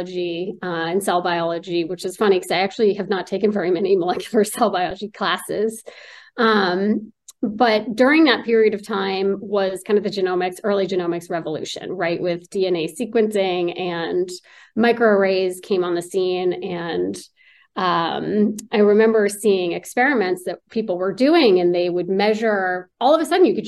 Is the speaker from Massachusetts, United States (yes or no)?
yes; Newton, Massachusetts, United States; also born or lived in Pennsylvania; I was born in the Boston area in Newton.